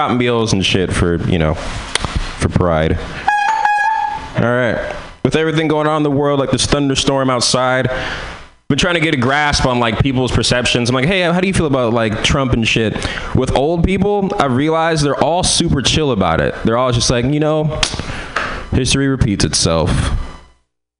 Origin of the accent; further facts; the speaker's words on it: San Francisco, California, United States; I'm from San Francisco